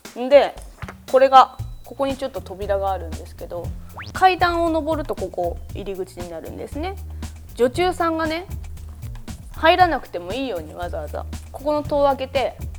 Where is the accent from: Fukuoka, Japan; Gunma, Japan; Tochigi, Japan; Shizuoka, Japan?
Fukuoka, Japan; Iizuka; 私の 地元の方なんですねまあ明治の方なんですけれども福岡県のえー、飯塚市っていう場所